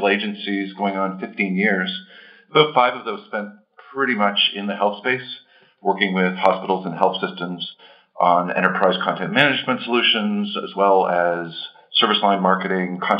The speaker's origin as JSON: {"language": "English", "town": "Toronto", "region": "Ontario", "country": "Canada", "tie": "born or raised there", "also_born_or_lived": "Chicago", "accent": "Canadian", "moved": "as an adult", "lives_now": "Boston, United States", "said": "I'm born and raised in Toronto. So if you pick up a Canadian accent, that's what you're hearing"}